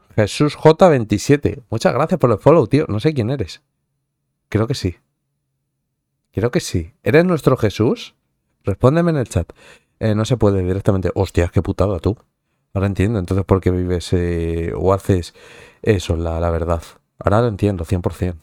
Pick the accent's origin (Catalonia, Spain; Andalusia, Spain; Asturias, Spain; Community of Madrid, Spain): Community of Madrid, Spain; towns bordering Madrid; Que eres un poco de, pueblos así colindantes, es decir, no eres de Madrid centro-centro como tal